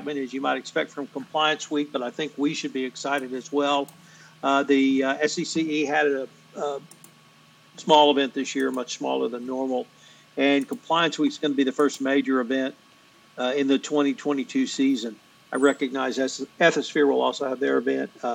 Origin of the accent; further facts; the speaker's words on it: the South, United States; as a Southerner